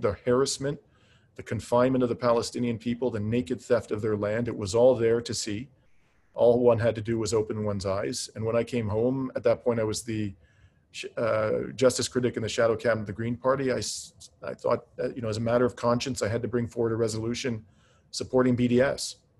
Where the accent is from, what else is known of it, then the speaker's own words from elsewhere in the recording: Canada; as a Canadian